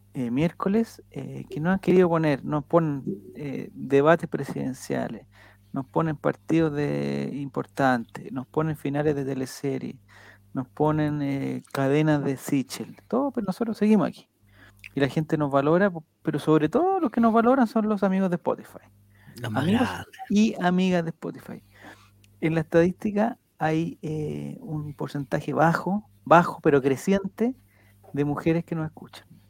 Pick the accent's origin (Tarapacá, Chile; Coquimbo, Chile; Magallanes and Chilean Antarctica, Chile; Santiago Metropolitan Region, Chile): Santiago Metropolitan Region, Chile; Santiago; somos pocos los de Santiago